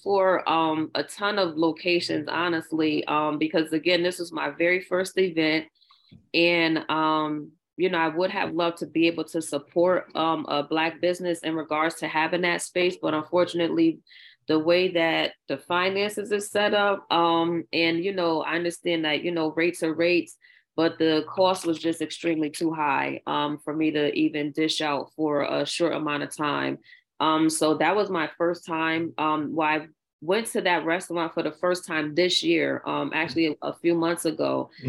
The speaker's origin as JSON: {"language": "English", "town": "New Orleans", "region": "Louisiana", "country": "United States", "tie": "born or raised there", "said": "growing up, I grew up in New Orleans, and And I used to go to Dee Dee's dance studio when it was on Gulf Street near the firehouse."}